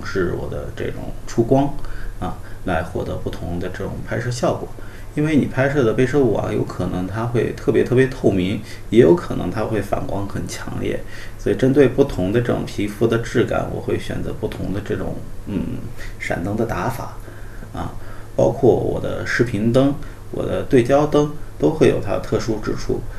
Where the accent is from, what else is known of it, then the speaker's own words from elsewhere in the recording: Hainan, China; 我呢，从小是在海南长大的